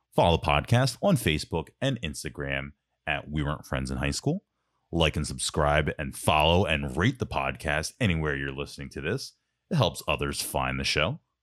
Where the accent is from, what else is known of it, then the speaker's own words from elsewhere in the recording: Ambler, Pennsylvania, United States; also born or lived in Madison; we came from Madison, so we were, you know, we were right in Ambler then too